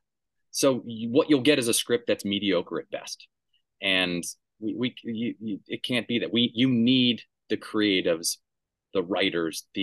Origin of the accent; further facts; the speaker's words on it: Durham, North Carolina, United States; I grew up in Durham, North Carolina